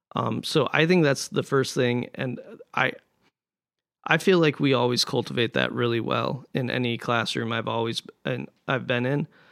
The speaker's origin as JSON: {"language": "English", "region": "Montana", "country": "United States", "moved": "yes", "said": "I'm from Montana"}